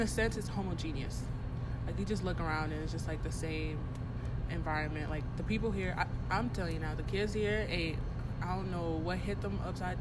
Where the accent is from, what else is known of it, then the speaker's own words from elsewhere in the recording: Houston, Texas, United States; moved away as an adult; now in Tucson, United States; I'm from Houston, Texas